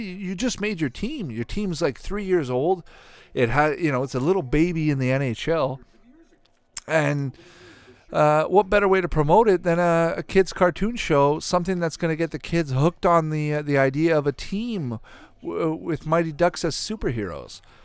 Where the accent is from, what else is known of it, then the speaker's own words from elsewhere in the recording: Canada; growing up in Canada